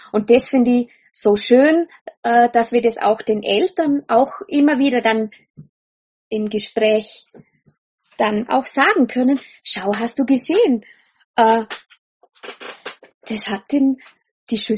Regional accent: Austria; wenn ich nicht dazwischen Schaftel, sagt man bei uns in Österreich, ja.

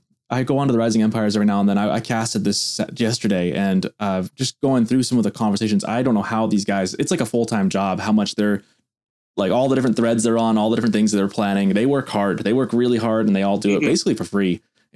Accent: United States; as an American.

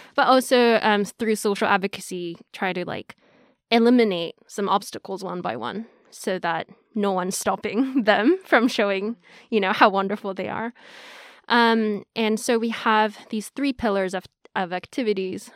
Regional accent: Tokyo, Japan; also born or lived in Hong Kong / United States; I'm Japanese from Tokyo. I grew up a little bit in Hong Kong, um, then after that in Japan.

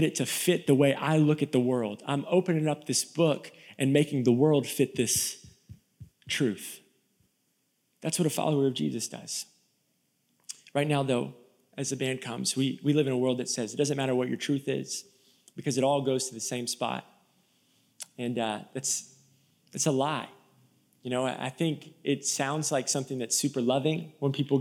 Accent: Tampa, Florida, United States; now in Nashville, United States; I'm from Tampa, Florida. Okay, we don't do cold in Tampa, Florida.

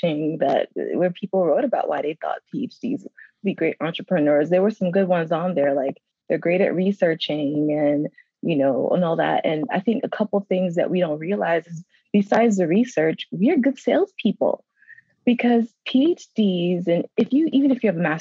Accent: New York City, New York, United States; moved away as an adult; also born or lived in Georgia / North Carolina; I'm from Brooklyn, New York.

